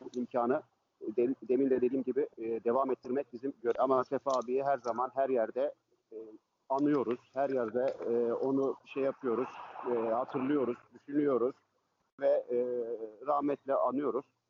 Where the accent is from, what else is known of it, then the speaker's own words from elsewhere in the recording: Istanbul, Turkey; ben e, Fatih'te, Karagümrük'te doğma büyüme oralıyım aslen. Orada yetiştim, orada büyüdüm.